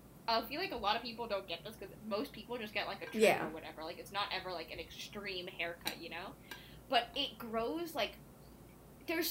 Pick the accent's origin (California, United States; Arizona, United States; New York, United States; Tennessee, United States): California, United States; I was born and raised in California